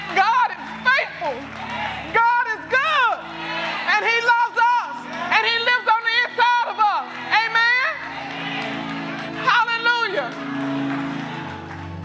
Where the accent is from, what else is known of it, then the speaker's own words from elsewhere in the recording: Arkansas, United States; I grew up in a small town in Arkansas